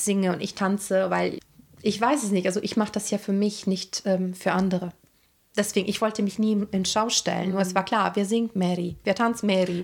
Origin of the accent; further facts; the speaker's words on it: Rome, Lazio, Italy; moved away; Also weil ich komme aus dem Vatikan, ich bin 1984 bei Rom geboren und ich hatte eine sehr morbide und zum Teil düstere Kindheit